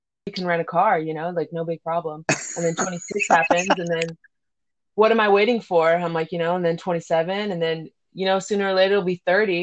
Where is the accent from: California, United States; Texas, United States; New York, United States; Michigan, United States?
California, United States; Woodland; moved away as an adult; also born or lived in Sacramento, California; I'm from Sacramento, California. I lived in Woodland most of my life as a teenager. I did move around a lot before that with my mom, but I mostly say I'm from Sacramento, Woodland area